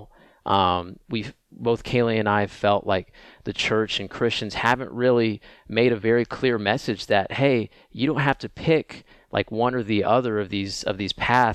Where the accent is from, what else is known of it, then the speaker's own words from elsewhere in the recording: Oak Ridge, Tennessee, United States; I grew up just outside of Knoxville in a town called Oak Ridge, Tennessee